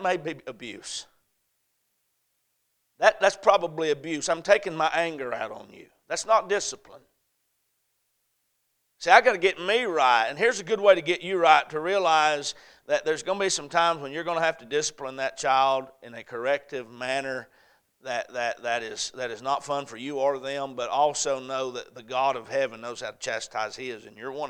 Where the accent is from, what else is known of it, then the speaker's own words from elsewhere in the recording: the South, United States; I'm from the South